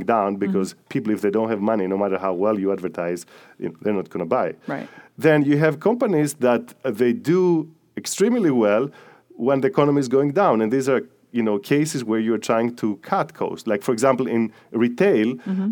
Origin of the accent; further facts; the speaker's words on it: Greece; moved away; I'm from Greece